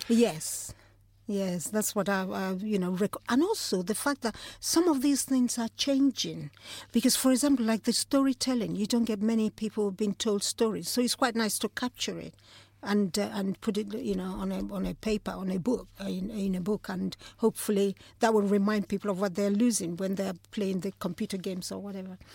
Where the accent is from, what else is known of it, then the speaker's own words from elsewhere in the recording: Nigeria; moved away; growing up in Nigeria.